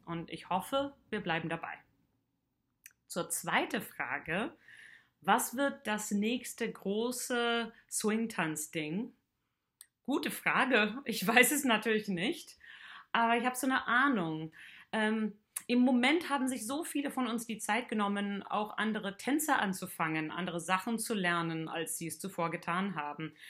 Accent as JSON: {"language": "German", "country": "Canada", "moved": "yes", "lives_now": "Heidelberg, Germany", "said": "Ich komme aus Kanada und wohne schon seit einigen Jahren"}